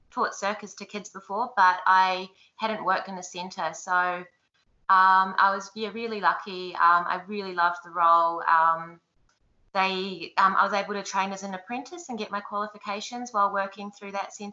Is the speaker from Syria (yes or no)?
no; Wellington, New Zealand; moved away as an adult; also born or lived in Timaru / Dunedin / Hawera; Um, well, I'm from Wellington in New Zealand. I was born there. Um, I moved around quite a bit when I was a kid, so I've lived in Timaru and um, Dunedin and Hawera